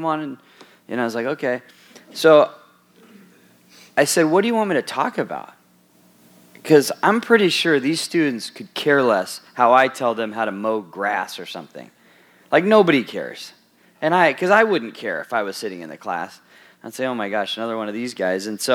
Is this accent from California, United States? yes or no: yes; Southern California, United States; moved away; also born or lived in Wisconsin; I grew up in Southern California